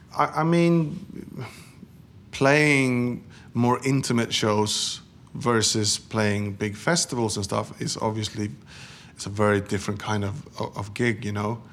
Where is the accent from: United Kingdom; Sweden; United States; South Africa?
Sweden; moved away as an adult; Growing up in Sweden in the seventies and eighties